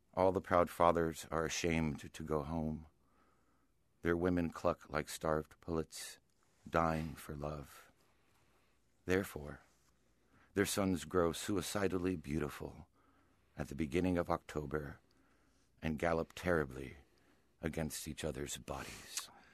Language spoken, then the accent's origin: English; Miami, Florida, United States; moved away as an adult; also born or lived in Connecticut; I grew up in Miami